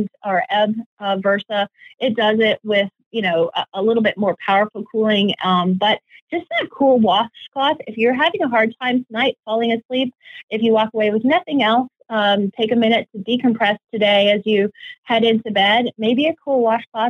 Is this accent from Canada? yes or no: yes; Edmonton, Alberta, Canada; moved away; Still my hometown, still love being a Canadian, even though it's been years since I've lived there